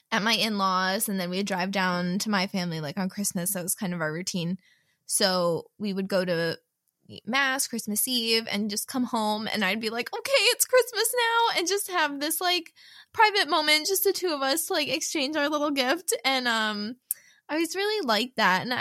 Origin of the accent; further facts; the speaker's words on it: New Jersey, United States; Yes, yeah, I'm from Jersey.